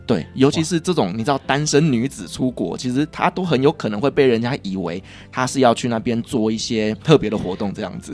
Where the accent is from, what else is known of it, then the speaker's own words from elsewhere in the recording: Taiwan; 我们台湾人